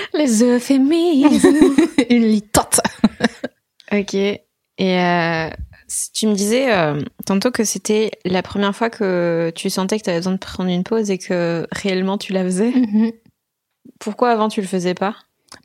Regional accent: Alsace, Grand Est, France; also born or lived in Vosges; je suis née dans les Vosges, j'ai grandi en Alsace

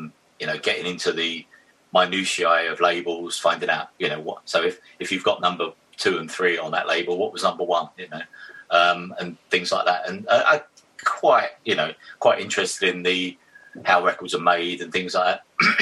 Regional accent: Witham, East of England, United Kingdom; now in London, United Kingdom; but obviously I came from Witham to London. So I didn't have like a circle of mates when I first got here that were not coming down from Witham.

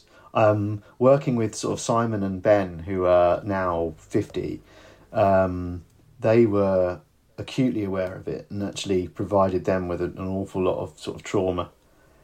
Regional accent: United Kingdom; I'm not actually from North London, I'm from the South Coast

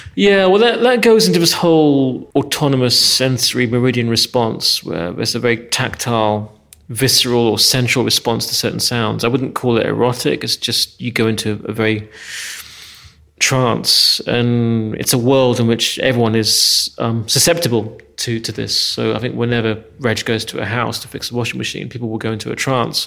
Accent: England, United Kingdom; moved away as an adult; now in Hungary; growing up in England

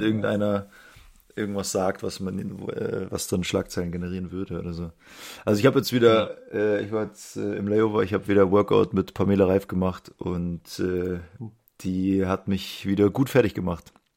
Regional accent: Munich, Bavaria, Germany; Als Münchner

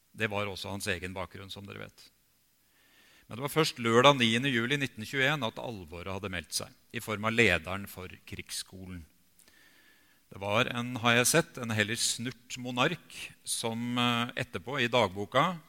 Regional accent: Bjerkvik, Nordland, Norway; moved away; jeg hadde fire år av barndommen i Bjerkvik

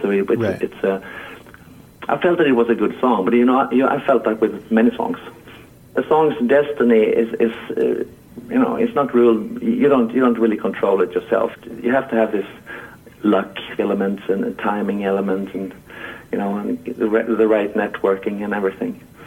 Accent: Halmstad, Halland County, Sweden; my my hometown Halmstad, where I'm uh, where I am at the moment

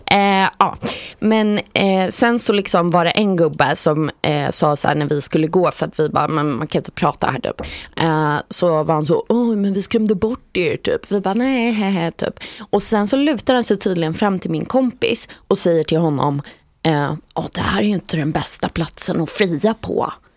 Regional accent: Sweden; som svensk

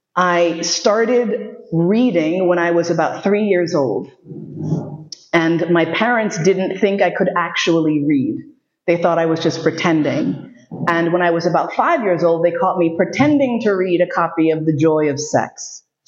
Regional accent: New York City, New York, United States; Growing up in New York City, you see a lot.

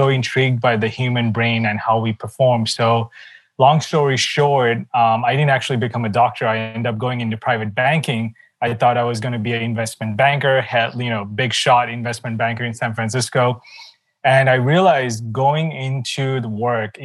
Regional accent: Sri Lanka; my background is actually, I come from Sri Lanka, not a very wealthy background

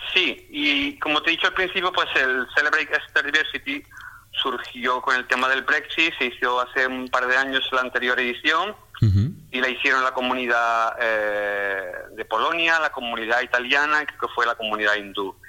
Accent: Córdoba, Andalusia, Spain; moved away as an adult; now in England, United Kingdom; yo soy de, Córdoba, yo vengo de Andalucía, de Córdoba.

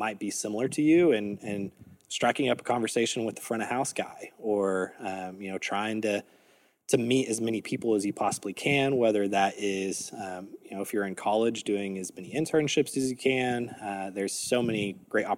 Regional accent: Texas, United States; I grew up in Texas

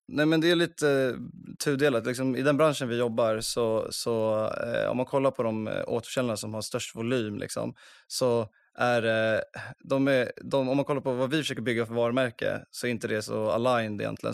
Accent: Uppsala, Uppsala County, Sweden; moved away as an adult; also born or lived in Gothenburg; jag är från Uppsala för det första. Jag eh, flyttade till eh, Göteborg och pluggade finans på Handels där

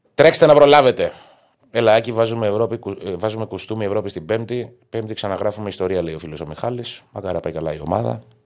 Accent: Greece; μεγαλώσαμε δυστυχώ στην Ελλάδα

